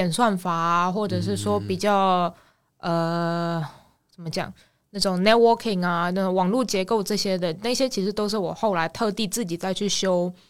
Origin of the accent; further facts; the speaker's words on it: Taiwan; moved away as an adult; also born or lived in Australia; now in Sydney, Australia; 所以我到五岁就先回台湾，然后就一路读读到高中毕业，